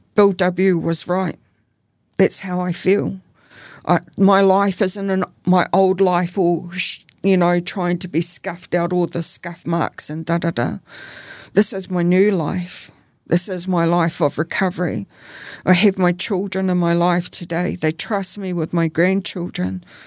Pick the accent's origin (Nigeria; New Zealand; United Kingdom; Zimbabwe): New Zealand; Auckland; I grew up in Auckland.